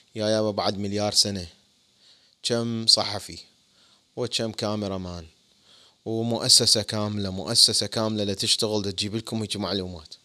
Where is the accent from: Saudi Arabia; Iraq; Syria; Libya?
Iraq; now in United States; وأنا عراقي